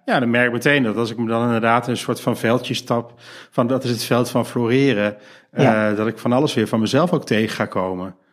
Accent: Geldrop, North Brabant, Netherlands; mijn geboortedorp. namelijk Gelderop.

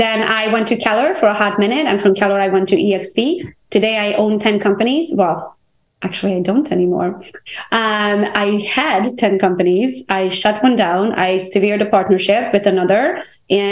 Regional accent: Transylvania, Romania; English is a second language; moved away as an adult; now in United States; I am Hungarian by nationality. I was born in Transylvania, Romania. I came to the U.S. when I was 21, all by myself.

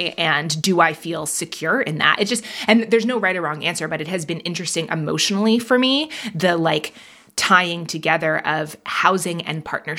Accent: Manhattan, New York, United States; also born or lived in London, United Kingdom; I grew up in Manhattan and in London, to have the money to buy a home in a place like that, that's just wild.

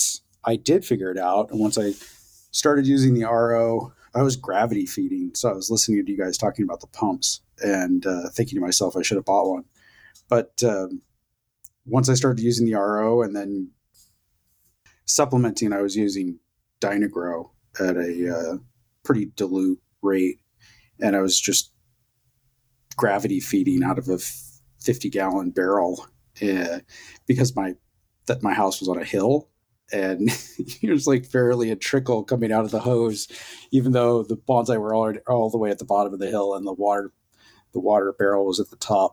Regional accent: Boonville, California, United States; moved away as an adult; also born or lived in Ithaca, New York; I grew up in Boonville, California, in Mendocino County

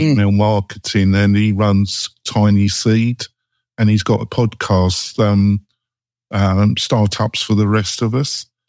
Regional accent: England, United Kingdom; moved away; also born or lived in Bergen, Norway / Oslo, Norway; I am English and I'm dour

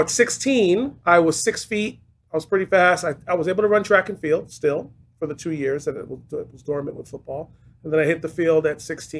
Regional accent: New York City, New York, United States; growing up in New York City, there's always a lot of outdoor activities to do. So I grew up in the inner city

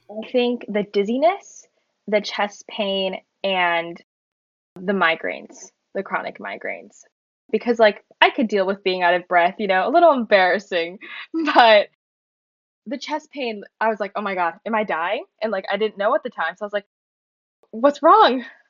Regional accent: Florida, United States; moved away as an adult; now in New York, United States; I grew up in Florida

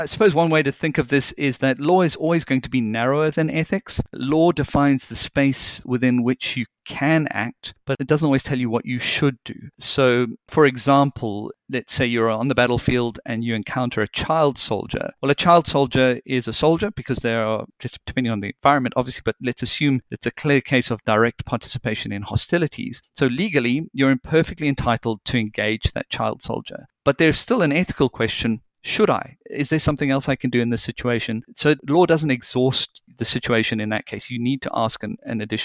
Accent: South Africa; moved away; I did a good deal of my growing up in South Africa, and back then it was during the apartheid regime

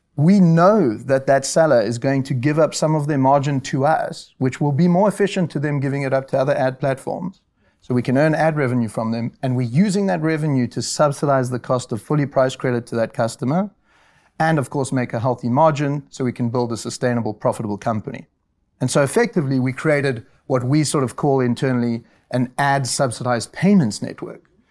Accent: South Africa; moved away; I'm South African, and I went to the University of Rao in South Africa

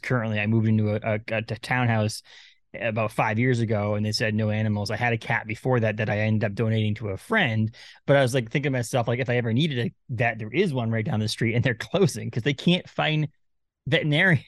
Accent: Maine, United States; We're from Maine

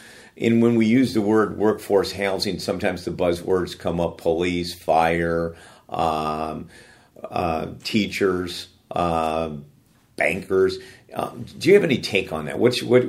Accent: Daly City, California, United States; I grew up in Daly City.

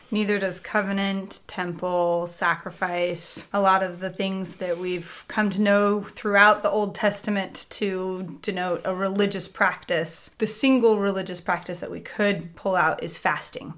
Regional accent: St. Louis, Missouri, United States; I grew up in St. Louis

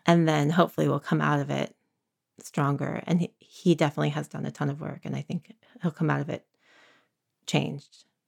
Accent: San Francisco, California, United States; also born or lived in Berkeley, California; now in Santa Cruz, United States; I was born in San Francisco in the early eighties.

